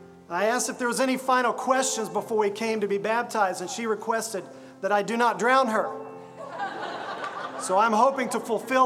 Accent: Pryor, Oklahoma, United States; moved away; I grew up in Pryor. You know where Pryor is. It's the little brother, I think, to Miami.

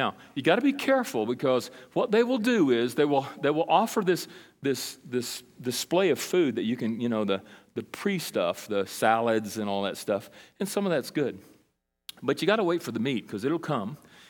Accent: Brazil; now in United States; When I grew up in Brazil, in South America, and I went there when I was 8 and came back when I was 19. We were there a long time.

